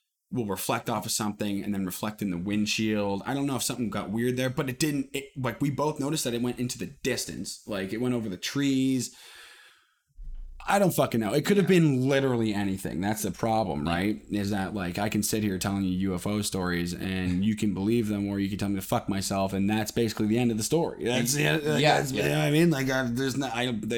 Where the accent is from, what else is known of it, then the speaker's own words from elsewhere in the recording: Ontario, Canada; I was in my hometown about 20 kilometers down the road